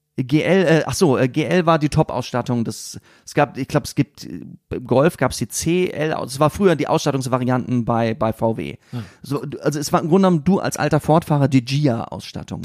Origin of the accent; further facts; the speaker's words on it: Siegen, North Rhine-Westphalia, Germany; Ich komme aus Siegen.